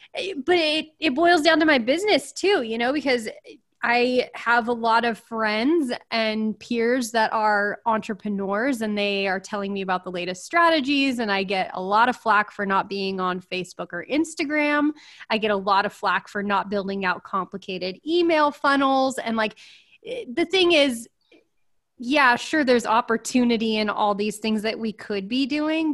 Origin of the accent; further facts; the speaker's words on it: California, United States; I'm from California